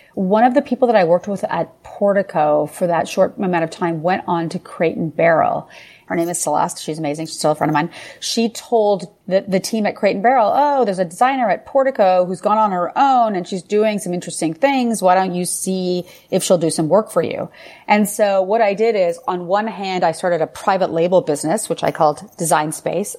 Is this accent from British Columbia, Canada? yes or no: no; Ottawa, Ontario, Canada; moved away as an adult; also born or lived in Paris, France; now in New York City, United States; So I am Canadian. I grew up in Ottawa, Canada.